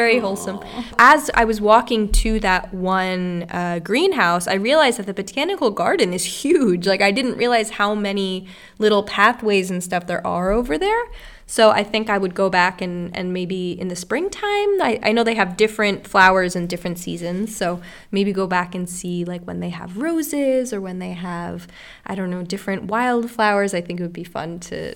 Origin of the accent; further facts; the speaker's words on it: New York, United States; now in Kiel, Germany; I'm from New York